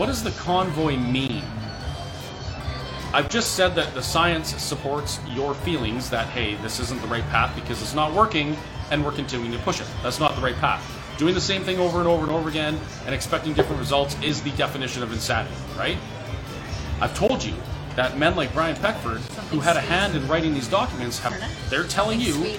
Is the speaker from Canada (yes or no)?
yes; Canada; I don't feel like this is right as a Canadian to have to worry about not having my rights.